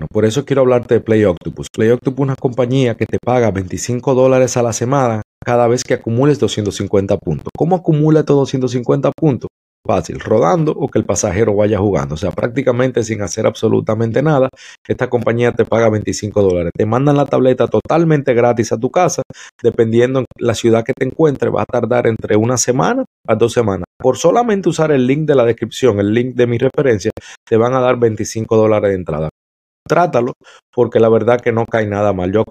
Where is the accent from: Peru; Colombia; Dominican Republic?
Dominican Republic; Sabe que yo soy dominicano